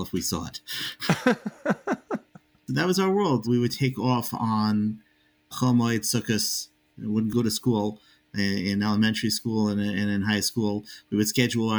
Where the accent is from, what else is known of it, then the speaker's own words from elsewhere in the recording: Long Island, New York, United States; I grew up in Long Island in a strong conservative home